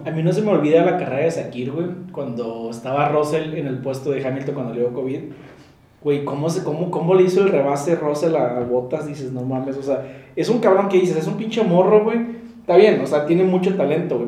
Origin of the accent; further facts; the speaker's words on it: Monterrey, Nuevo León, Mexico; Somos dos chavos regios